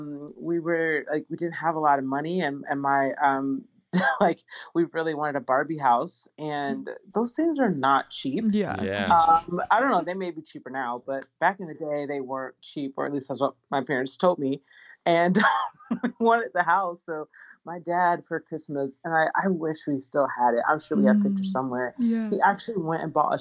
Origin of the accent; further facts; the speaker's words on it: Atlanta, Georgia, United States; also born or lived in Los Angeles, California; So I was born in Los Angeles, California, and I was raised in Atlanta, Georgia, in a very, very creative home.